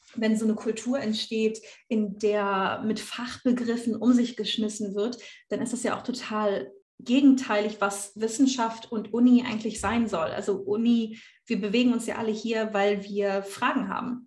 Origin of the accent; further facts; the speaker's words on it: Rhineland, Germany; accent: Standard German; moved away as an adult; also born or lived in Trier; now in Berlin, Germany; Ich bin zwar im Rheinland aufgewachsen, ich spreche aber kein Bönsch, weil meine Eltern aus dem Ruhrgebiet kommen